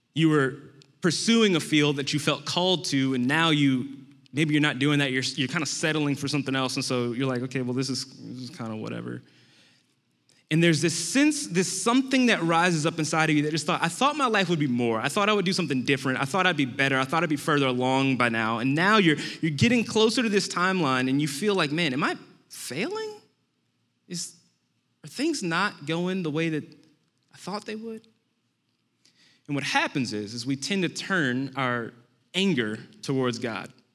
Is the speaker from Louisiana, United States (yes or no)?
yes; New Orleans, Louisiana, United States; moved away; I am from New Orleans, Louisiana originally